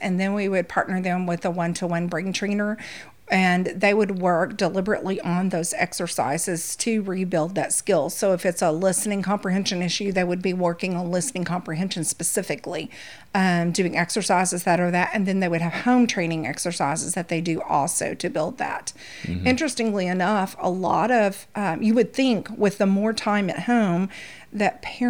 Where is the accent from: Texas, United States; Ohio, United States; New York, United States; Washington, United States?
Texas, United States; East; moved away as an adult; now in Louisiana, United States; I'm actually from East Texas. Okay. And a Texas raised, born and raised girl. Married a Louisiana boy. That's how I ended up in Louisiana.